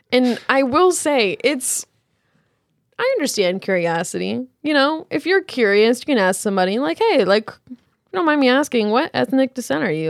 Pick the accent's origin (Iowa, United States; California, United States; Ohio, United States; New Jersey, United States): Iowa, United States; Cedar Rapids; "Where are you from?" And I always go, "Cedar Rapids."